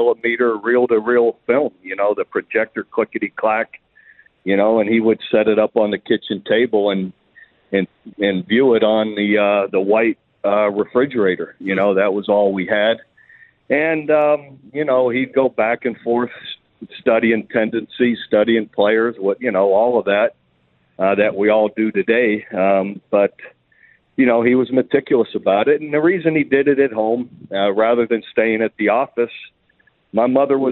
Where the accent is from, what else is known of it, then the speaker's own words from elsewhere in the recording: Youngstown, Ohio, United States; Oh, it was fantastic. Just the old steel mill town, you know, old neighborhoods.